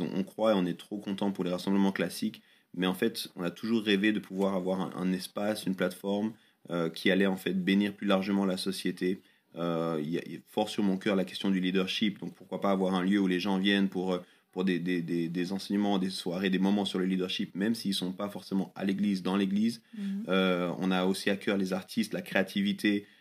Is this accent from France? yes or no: no; Lausanne, Vaud, Switzerland; j'ai grandi à Lausanne. Euh, c'est vraiment la ville où je suis né, c'est là où j'ai grandi